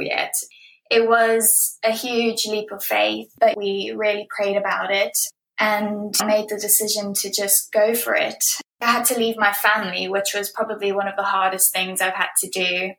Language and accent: English; Johannesburg, Gauteng, South Africa; also born or lived in Bloemfontein, South Africa / Cape Town, South Africa; now in United Kingdom; I was born in 1994 in Bloemfontein, South Africa, and I grew up in Johannesburg where my entire family lived.